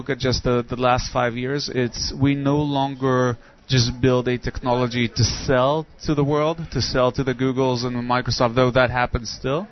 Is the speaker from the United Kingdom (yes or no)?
no; Nigeria; moved away; I grew up in Nigeria